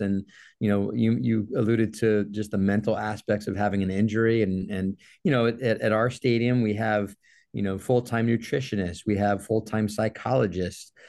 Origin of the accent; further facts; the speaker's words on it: Jacksonville, Florida, United States; also born or lived in New Orleans / New York / Los Angeles; I'm actually from Jacksonville, Florida. I was born and raised here